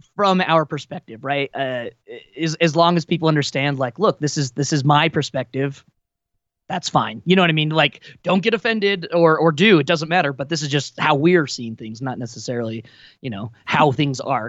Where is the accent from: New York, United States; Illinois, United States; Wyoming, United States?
Wyoming, United States; moved away; growing up in Wyoming